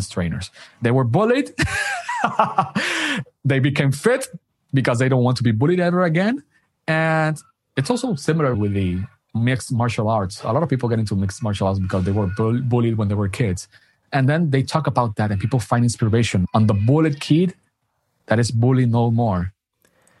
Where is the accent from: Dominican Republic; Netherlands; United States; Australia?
Dominican Republic; I'm from Dominican Republic.